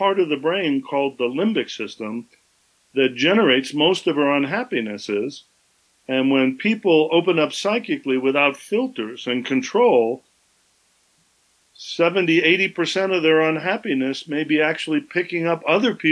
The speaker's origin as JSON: {"language": "English", "region": "Southern California", "country": "United States", "tie": "born or raised there", "said": "I grew up in Southern California"}